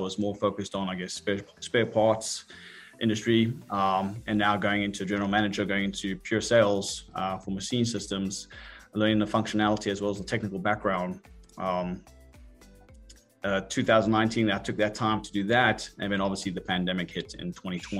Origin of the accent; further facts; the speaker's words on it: South Africa; moved away as an adult; now in United States; I'm originally from South Africa. I came over here on a soccer scholarship about 20 years ago